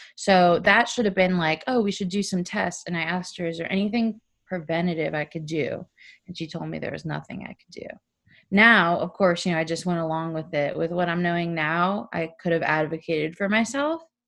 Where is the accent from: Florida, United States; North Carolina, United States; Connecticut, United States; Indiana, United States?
Florida, United States; South; also born or lived in Orlando; I grew up in South Florida